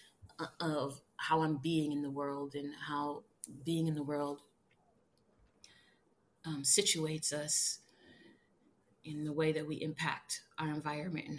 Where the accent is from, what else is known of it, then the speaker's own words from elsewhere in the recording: Minneapolis, Minnesota, United States; moved away; also born or lived in New York; the Twin Cities, my hometown